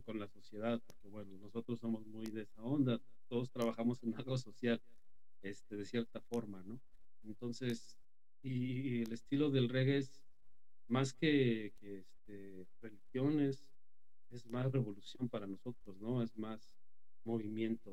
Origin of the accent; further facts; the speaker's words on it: Mexico; moved away; soy de México